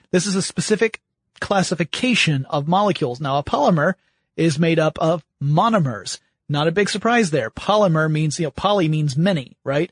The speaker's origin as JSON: {"language": "English", "country": "United States", "said": "on behalf of all Americans"}